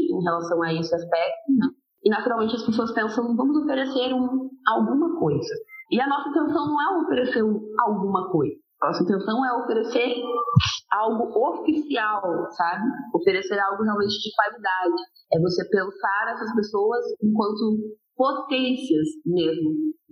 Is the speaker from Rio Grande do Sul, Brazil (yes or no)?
no; Piraquara, Paraná, Brazil; now in Curitiba, Brazil; como eu sou de Piraquara, né, em específico, eu, e agora, hoje eu estou aqui no centro de Curitiba